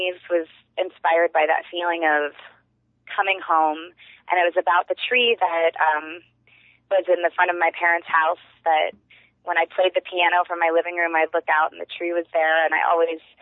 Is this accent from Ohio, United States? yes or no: yes; Cincinnati, Ohio, United States; moved away as an adult; also born or lived in California; now in Cincinnati, United States; I grew up in Cincinnati, Ohio